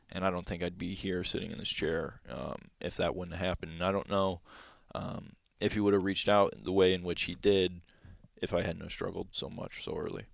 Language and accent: English; Valparaiso, Indiana, United States; moved away; growing up in Valpo